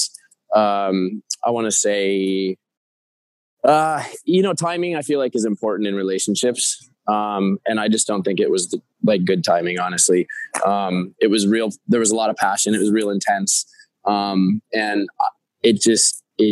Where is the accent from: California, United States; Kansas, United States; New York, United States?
New York, United States; New York City; as a New Yorker and studying acting here